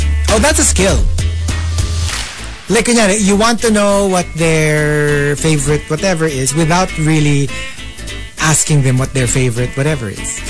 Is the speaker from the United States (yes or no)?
no; Philippines; I was from the Philippines, that I wasn't from there.